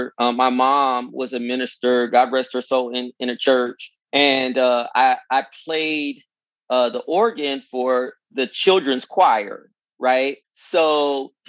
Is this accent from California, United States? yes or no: yes; California, United States; moved away as an adult; also born or lived in Virginia; I'm from California.